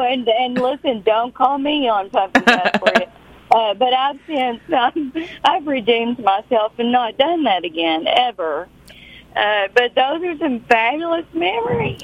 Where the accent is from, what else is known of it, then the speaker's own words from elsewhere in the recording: Knott County, Kentucky, United States; I'm from Little Knott County that you're from.